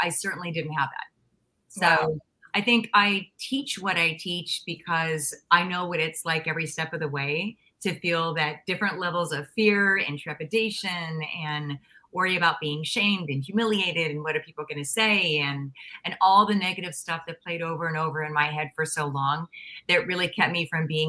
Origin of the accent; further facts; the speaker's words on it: Pittsburgh area, Pennsylvania, United States; moved away; also born or lived in Los Angeles; I was born in Pennsylvania, so we won't go quite that thoroughly back to like my birth, but I'm from Pittsburgh, and so I'm from a small town outside of a really Midwestern city